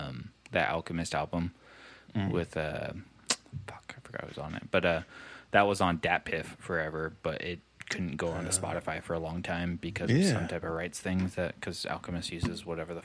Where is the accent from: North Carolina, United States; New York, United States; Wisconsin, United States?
New York, United States; New York City; I'm from the Bronx. I can say whatever I want, RJ.